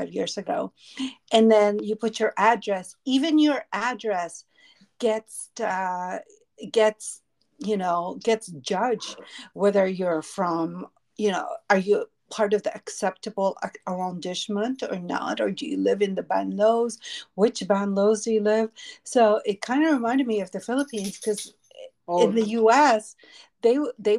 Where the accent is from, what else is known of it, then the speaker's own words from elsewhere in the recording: Boston, Massachusetts, United States; also born or lived in Berkshires; now in Las Vegas, United States; in Boston, growing up in the East Coast, especially in the Northeast